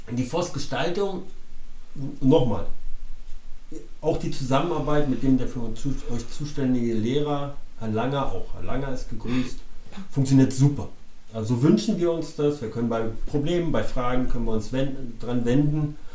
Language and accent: German; Berlin, Germany; ich bin gebürtiger Berliner, ähm, ich kann ja sagen, Baujahr 68, habe den Fall